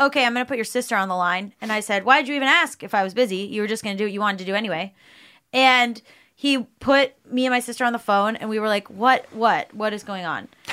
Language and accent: English; South Florida, United States; we grew up in South Florida